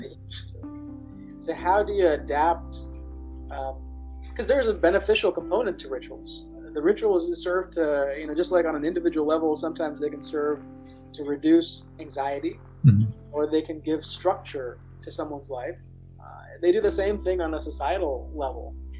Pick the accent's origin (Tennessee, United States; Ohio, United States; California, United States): California, United States; Southern; growing up in Southern California